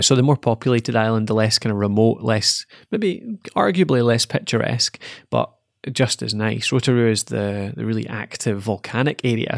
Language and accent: English; Dumfries, Scotland, United Kingdom; moved away; I'm from Dumfries originally